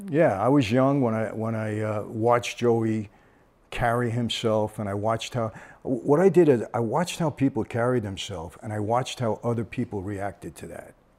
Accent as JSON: {"language": "English", "town": "Brooklyn", "region": "New York", "country": "United States", "tie": "born or raised there", "said": "when we grew up in Brooklyn"}